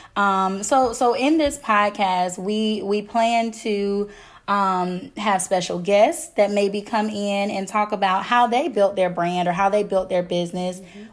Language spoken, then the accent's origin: English; Memphis, Tennessee, United States; moved away as an adult; now in Nashville, United States; I'm from Memphis, Tennessee. I currently live in Nashville